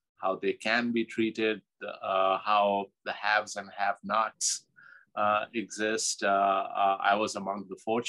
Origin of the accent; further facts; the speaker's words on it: Pakistan; moved away as an adult; now in United States; growing up in Pakistan, used to big family gatherings